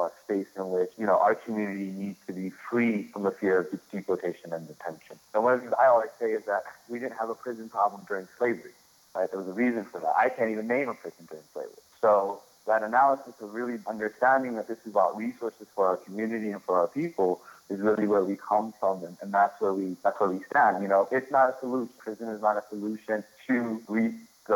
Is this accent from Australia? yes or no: no; Chicago, Illinois, United States; also born or lived in Sudan / Brooklyn, New York; I grew up in Chicago during the 80s and 90s